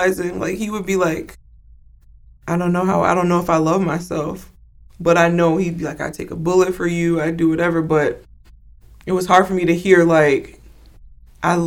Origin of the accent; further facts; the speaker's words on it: Chicago, Illinois, United States; moved away as an adult; also born or lived in Georgia; being from, where, you know, from the Chicagoland area and coming back here